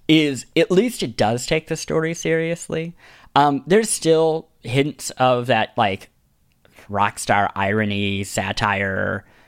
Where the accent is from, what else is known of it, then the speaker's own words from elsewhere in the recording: Kansas City, Missouri, United States; the bishop of my hometown, Kansas City